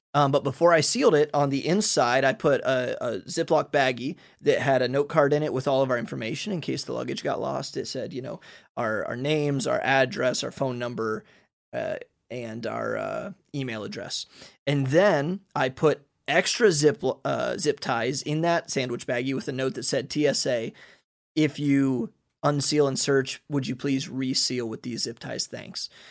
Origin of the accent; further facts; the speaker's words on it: Ohio, United States; moved away as an adult; now in Hungary; I'm from Ohio